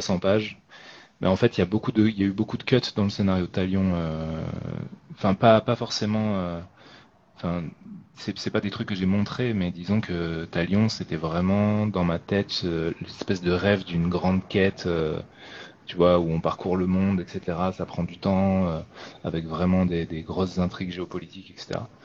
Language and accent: French; France; j'habite en France et que je suis français